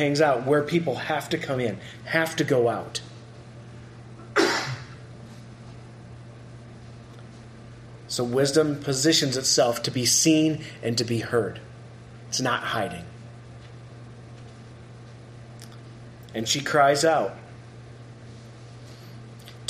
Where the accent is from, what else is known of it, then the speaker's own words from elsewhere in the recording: South Dakota, United States; moved away; when I grew up in South Dakota, we lived out in the country